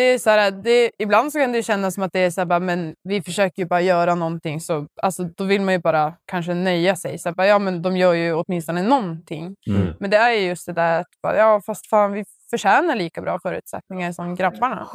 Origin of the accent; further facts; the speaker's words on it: Boden, Norrbotten County, Sweden; vi är från Boden